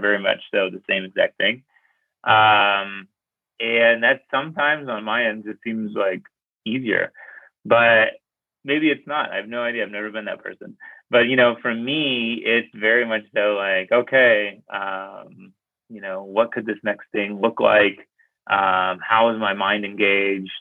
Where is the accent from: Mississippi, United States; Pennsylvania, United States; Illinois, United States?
Pennsylvania, United States; Pittsburgh; I grew up in Pittsburgh, Pennsylvania. It's like a steel town kind of place.